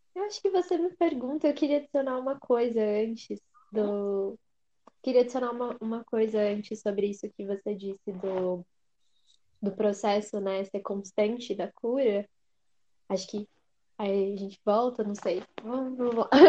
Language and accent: Portuguese; São Paulo, Brazil; Meu bairro querido se chama Recanto Verde Sol, é no extremo leste da cidade, foi onde eu cresci